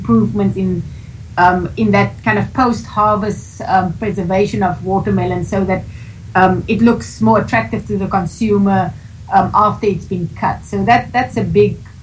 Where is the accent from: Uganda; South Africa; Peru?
South Africa; moved away as an adult; now in United States; I'm from Southern Africa